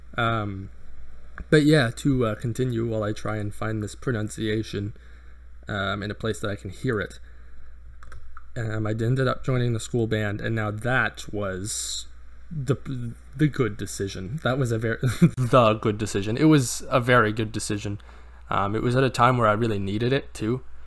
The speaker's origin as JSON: {"language": "English", "country": "Canada", "said": "I'm I'm Canadian"}